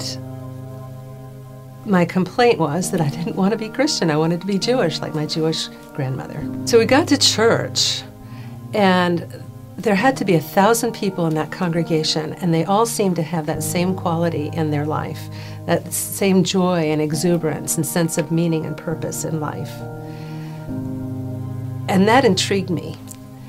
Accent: Puerto Rico; I grew up in Puerto Rico

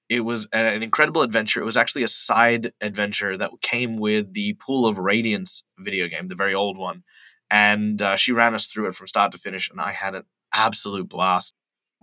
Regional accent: Perth, Western Australia, Australia; Perth, West Australia, which is my hometown

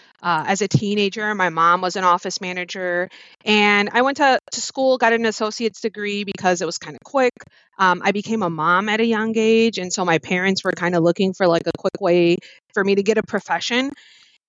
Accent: Chicago, Illinois, United States; I am from Chicago. My parents are from Mexico, so Aguascalientes and Guanajuato.

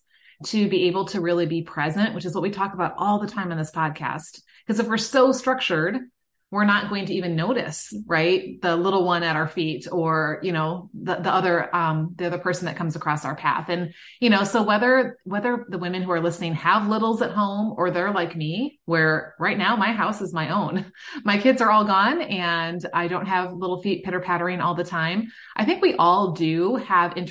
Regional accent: Midwest, United States; I'm from the Midwest

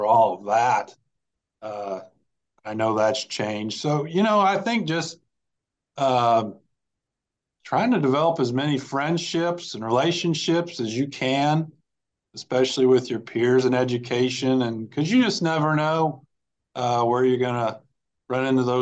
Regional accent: Marion, Illinois, United States; moved away as an adult; also born or lived in Mahomet-Seymour, Illinois; I call it my hometown where my parents live, my dad retired from, I graduated from high school there

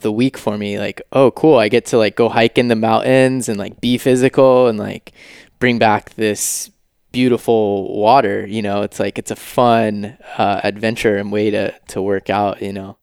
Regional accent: Georgia, United States; also born or lived in Los Angeles / San Francisco; now in Maui, United States; I was born in Georgia

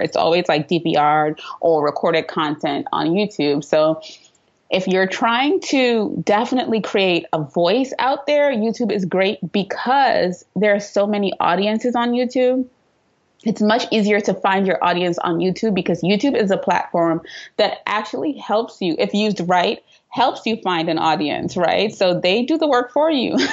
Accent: Trinidad & Tobago; moved away as an adult; now in New York City, United States; I live in New York City, but I'm originally from Trinidad and Tobago. So you might hear a little accent in and out of there.

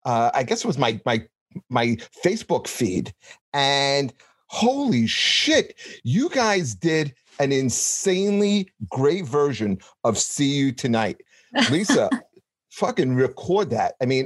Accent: New York City, New York, United States; I grew up in Canarsie, Brooklyn.

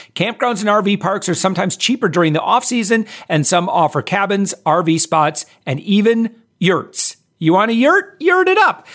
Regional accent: Orlando, Florida, United States; Orlando. That's my hometown

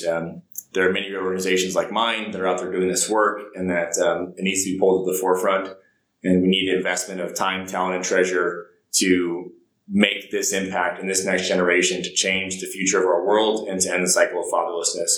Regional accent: Ohio, United States; moved away as an adult; also born or lived in South Carolina; I grew up in a small town in Ohio

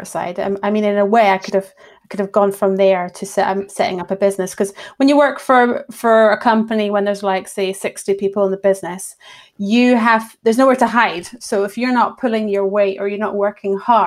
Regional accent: Edinburgh, Scotland, United Kingdom; also born or lived in Fife / Bristol; I've grown up in Edinburgh and then went down to Bristol through uni, and after that travelled about a bit and found my way back here

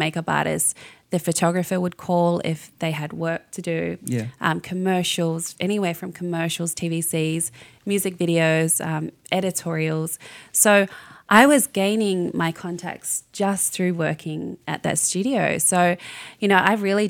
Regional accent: New Zealand; I'm from New Zealand, so I'm a little Māori girl

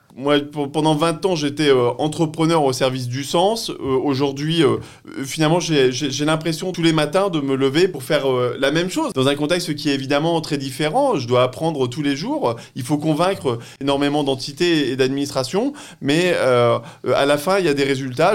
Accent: Pas-de-Calais, Hauts-de-France, France; je suis né dans le Pas-de-Calais, enfin j'ai grandi dans le Pas-de-Calais

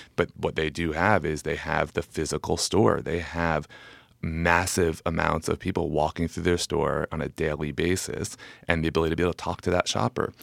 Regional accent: New Jersey, United States; born or raised there; also born or lived in New York

